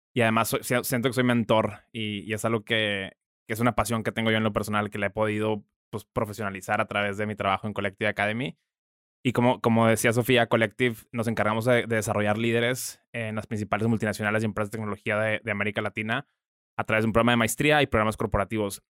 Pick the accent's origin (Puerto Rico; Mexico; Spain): Mexico; como mexicanos y como latinoamericanos